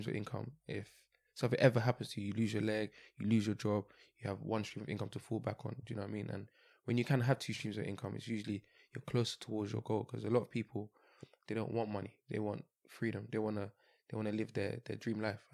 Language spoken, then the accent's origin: English; London, United Kingdom; born and bred in London